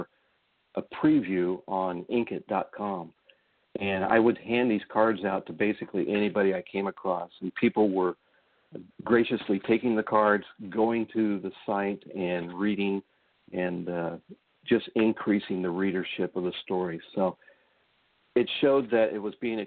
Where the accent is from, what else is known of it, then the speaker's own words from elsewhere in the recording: Indianapolis, Indiana, United States; I was an Army brat, so we kind of moved around a lot of different places. But primarily, we settled into Indianapolis after my father was discharged. So most of my growing up, my teenage years into my early 20s, was living in Indianapolis, Indiana